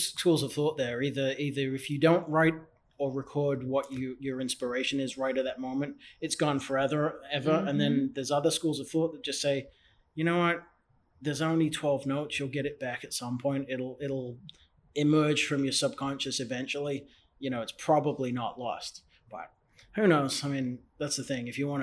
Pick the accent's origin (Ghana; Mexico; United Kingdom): United Kingdom; England; now in United States; I'm from England